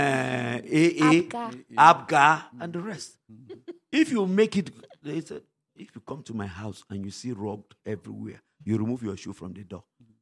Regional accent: Wamba, Nasarawa, Nigeria; I'm from Wamba

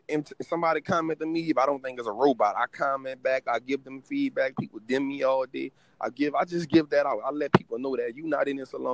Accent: New Orleans, Louisiana, United States; in the communities where I'm from. I'm from New Orleans

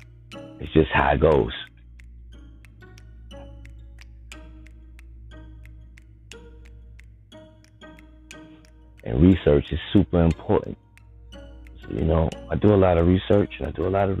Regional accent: New York City, New York, United States; I'm from the Bronx.

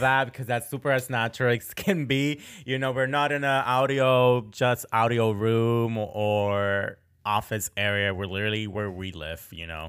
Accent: Boston, Massachusetts, United States; moved away as an adult; also born or lived in Florida; now in Portland, Maine, United States; I grew up in Boston, Massachusetts

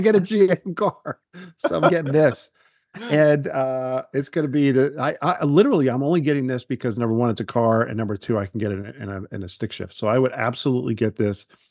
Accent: Long Island, New York, United States; I grew up on Long Island

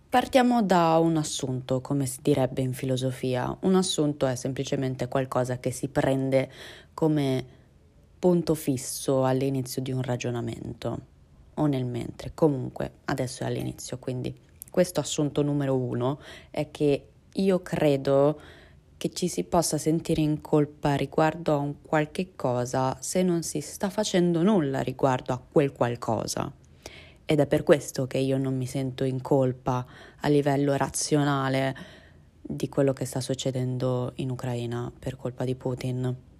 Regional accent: Italy; also born or lived in Russia; a livello di italianità ho la lingua banalmente, la cultura, le tradizioni, e la cittadinanza

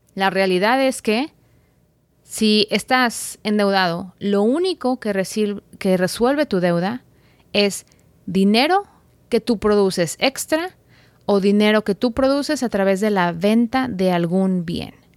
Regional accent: Guadalajara, Jalisco, Mexico; de Guadalajara, México, mi ciudad natal

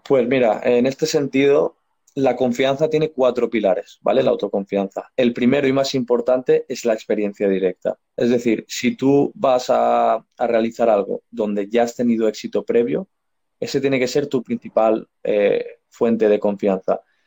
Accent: Spain; yo soy español

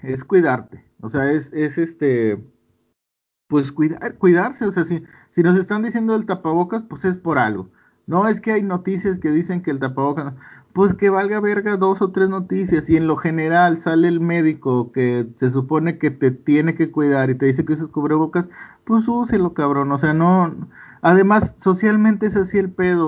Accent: Monterrey, Nuevo León, Mexico; es de mis paisas, güey. Los regios

